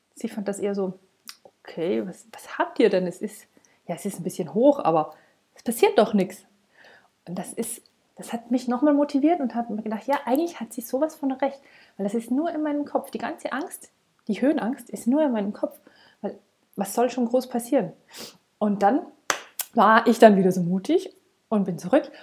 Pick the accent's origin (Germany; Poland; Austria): Austria; Tyrol; bei uns in Tirol